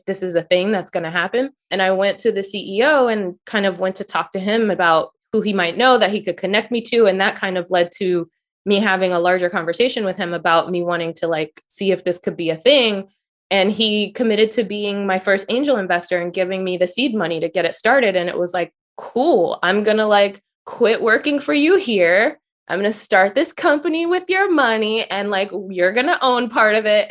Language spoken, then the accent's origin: English; Philadelphia, Pennsylvania, United States; moved away as an adult; also born or lived in Washington, D.C. metropolitan area; when I grew up in Philly, I went to the performing arts high school there.